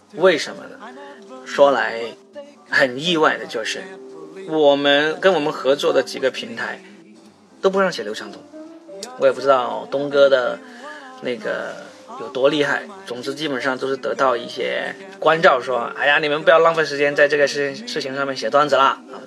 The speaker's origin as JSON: {"language": "Chinese", "region": "Guangdong", "country": "China", "said": "我们广东人啊，吃东西是不需要找任何理由的"}